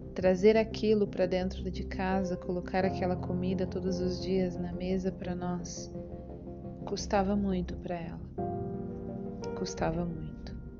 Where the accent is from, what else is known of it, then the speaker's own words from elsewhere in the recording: São João da Boa Vista, São Paulo, Brazil; Nasci na Vila Seca, antiga Vila Seca, no bairro do DR, em São João da Boa Vista, interior de São Paulo